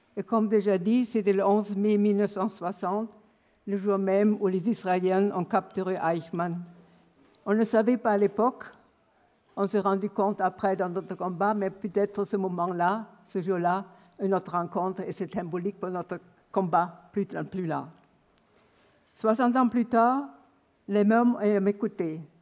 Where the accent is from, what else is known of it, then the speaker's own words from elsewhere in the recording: Berlin, Germany; French is a second language; moved away as an adult; now in France; mon enfance à Berlin m'avait forgé une sensibilité particulière